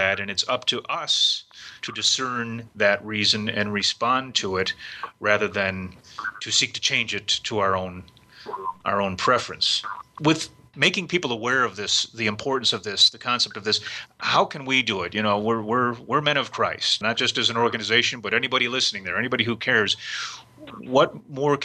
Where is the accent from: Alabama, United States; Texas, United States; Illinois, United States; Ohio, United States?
Ohio, United States; Cleveland; I grew up in Cleveland, Ohio